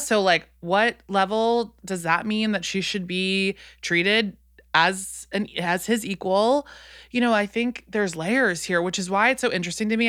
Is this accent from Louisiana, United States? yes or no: yes; New Orleans, Louisiana, United States; I'm from New Orleans